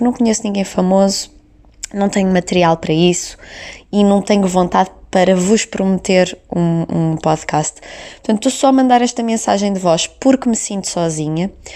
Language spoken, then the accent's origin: Portuguese; the North, Northern Portugal, Portugal; accent: Norte; por eu falar com o sotaque do Norte